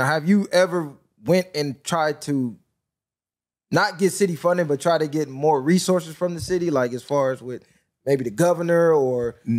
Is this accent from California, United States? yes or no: yes; Long Beach, California, United States; because I'm from Long Beach, born and raised.